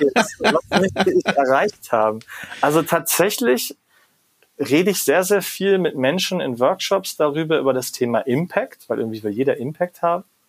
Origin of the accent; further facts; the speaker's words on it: Germany; da bin ich als Deutscher ja manchmal auch in meiner eigenen Haut gefangen